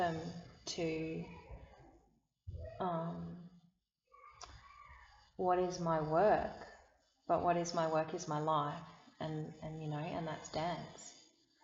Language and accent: English; Sydney, New South Wales, Australia; now in Blue Mountains, Australia; I was born on Darug country in Sydney